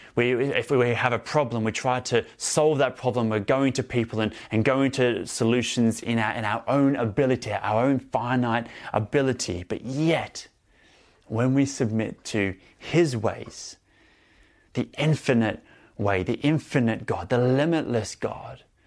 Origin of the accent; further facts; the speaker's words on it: Melbourne, Victoria, Australia; moved away; also born or lived in Sydney, Australia; I grew up in Australia, um, and I spent most of my time in Victoria, in Melbourne, and some more time in Sydney, um, as well